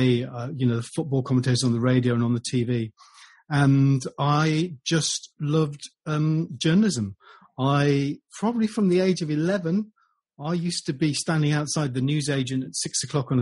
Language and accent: English; Derby, East Midlands, United Kingdom; I was born in Derby and I lived in Derbyshire